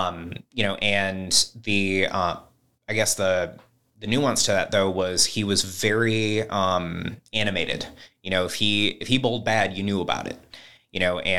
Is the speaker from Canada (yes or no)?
no; Wyoming, Michigan, United States; also born or lived in Kentwood / Byron Center; So I grew up in Wyoming. Wyoming, the town, not the state. We've moved around. So went from Wyoming to Door to Kentwood and back to Door. And then I moved to Byron Center.